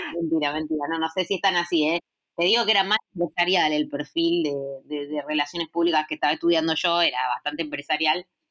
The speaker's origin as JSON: {"language": "Spanish", "town": "Sunchales", "region": "Santa Fe", "country": "Argentina", "tie": "born or raised there", "said": "soy de Sunchales, que es una ciudad de Santa Fe pequeñita"}